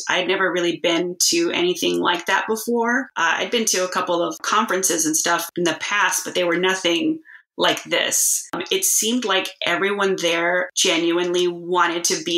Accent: Texas, United States; moved away; also born or lived in Alaska; I'm born and raised in Texas. And I just moved back about a month or so ago

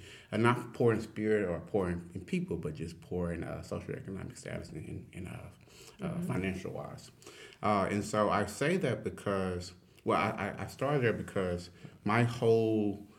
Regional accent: Port Arthur, Texas, United States; moved away; So I'm originally from Southeast Texas, Port Arthur, Texas. I like to say it's the only place where oil and water mixes. And the reason why is because Port Arthur's on the Gulf Coast, but we're a big oil town, oil industry town.

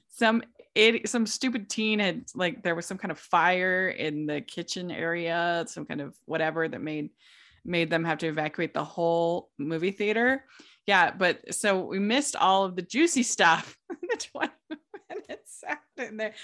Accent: East Coast, United States; I grew up on the East Coast

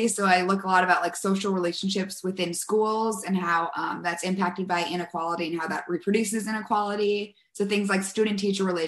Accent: West Des Moines, Iowa, United States; I'm originally from West Des Moines, Iowa

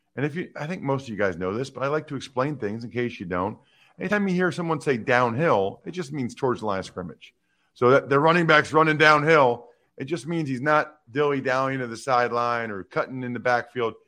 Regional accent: Reading, Pennsylvania, United States; where I grew up in Reading

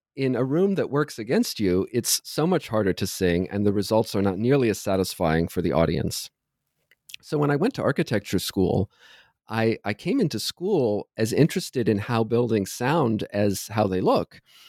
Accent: Ohio, United States; I grew up in Southern Ohio, where I sang in choirs, both at school and at church.

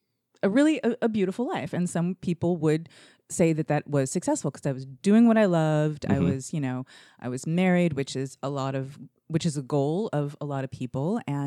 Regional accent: Arkansas, United States; also born or lived in California, United States / New York, United States; No, I was born in California, right. Raised in Arkansas

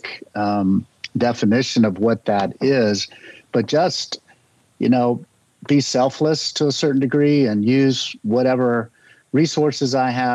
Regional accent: Charlotte, North Carolina, United States; I grew up in North Carolina.

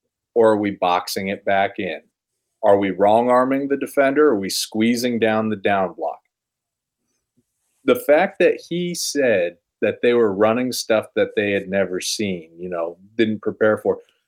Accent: Omaha, Nebraska, United States; I am from Omaha

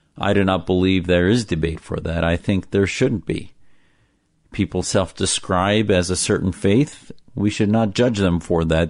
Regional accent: Neenah, Wisconsin, United States; born or raised there

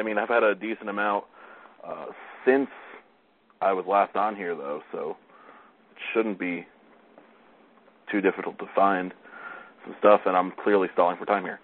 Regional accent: Stamford, Connecticut, United States; I had Half Full, which is the brewery here in my hometown of Stamford

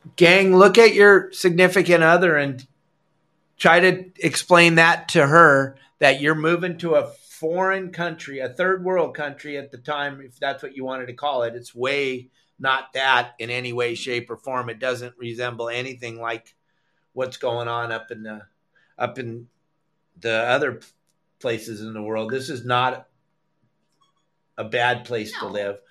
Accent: San Clemente, California, United States; moved away as an adult; also born or lived in Dana Point / Trabuco Canyon / Fort Lauderdale; now in Cabo San Lucas, Mexico; I grew up in San Clemente and Dana Point

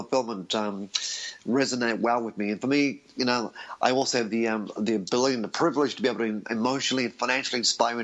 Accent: Australia; I was born in Australia to Greek parents who had migrated from Europe

